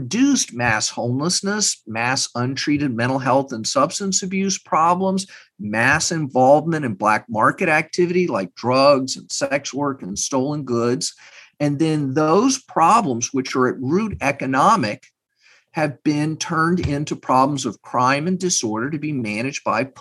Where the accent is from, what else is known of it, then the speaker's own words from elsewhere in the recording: Texas, United States; I'm from Texas. I have family not far from Uvalde